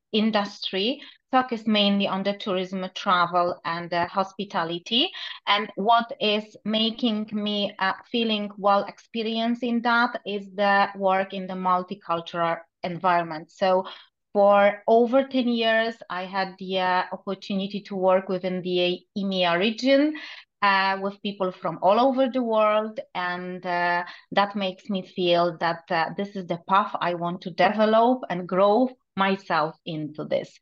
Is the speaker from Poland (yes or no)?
yes; Poland; moved away as an adult; now in Dubai, United Arab Emirates; I'm Polish